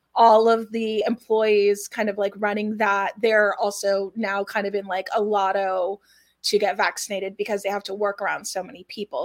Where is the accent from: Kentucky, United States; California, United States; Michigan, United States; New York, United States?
California, United States; Los Angeles; I was born and raised in Los Angeles